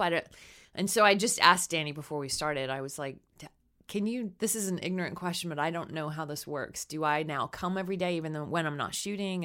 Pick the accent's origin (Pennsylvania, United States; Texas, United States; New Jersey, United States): Texas, United States; I grew up in Texas, real churchy